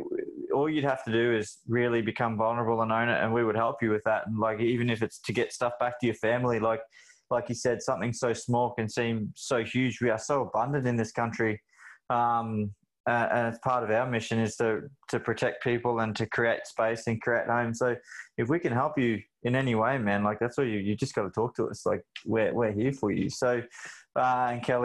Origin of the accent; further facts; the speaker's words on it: Toowoomba, Queensland, Australia; moved away; also born or lived in Melbourne; where I grew up in the Darling Downs and Toowoomba